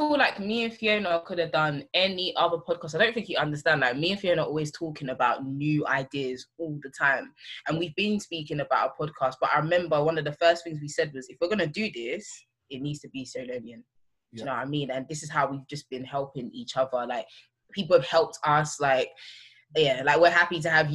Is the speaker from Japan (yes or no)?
no; London, United Kingdom; I'm from Tottenham